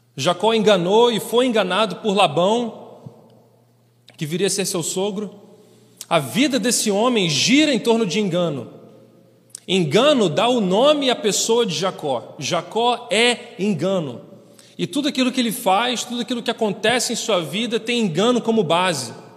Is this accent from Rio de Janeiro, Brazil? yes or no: yes; Rio de Janeiro, Brazil; moved away as an adult; also born or lived in Kyrgyzstan; now in Osh, Kyrgyzstan; eu sou do Rio de Janeiro